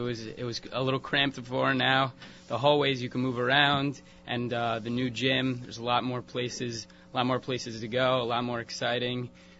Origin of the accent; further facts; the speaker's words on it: Teaneck, New Jersey, United States; I'm from Teaneck.